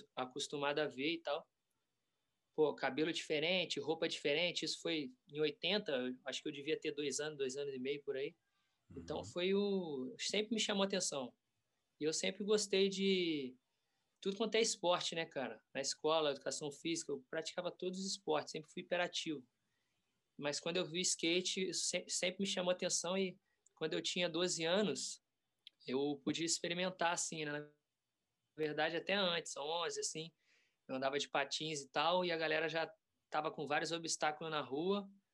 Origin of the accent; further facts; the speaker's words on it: Volta Redonda, Rio de Janeiro, Brazil; lá em Volta Redonda, né, minha cidade natal